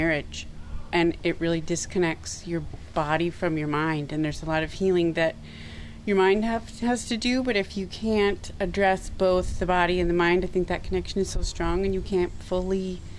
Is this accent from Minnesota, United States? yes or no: yes; Minneapolis, Minnesota, United States; I'm from Minneapolis